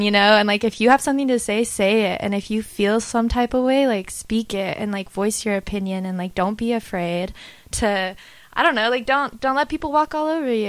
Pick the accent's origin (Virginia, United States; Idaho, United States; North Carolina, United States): Idaho, United States; moved away; also born or lived in Utah; I'm from Idaho, but I spent a lot of time in Utah